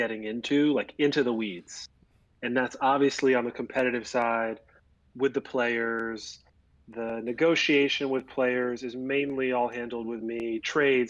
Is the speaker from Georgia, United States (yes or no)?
no; Florida, United States; I'm from down here in Florida.